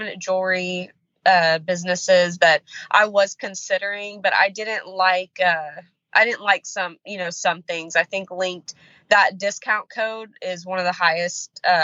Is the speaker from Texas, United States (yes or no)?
yes; Houston, Texas, United States; now in Iowa, United States; Texas, born and raised.